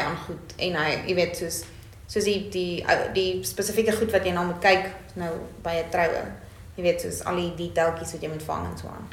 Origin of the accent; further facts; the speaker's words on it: Bloemfontein, Free State, South Africa; ek is van Bloemfontein af, ek is hier gebore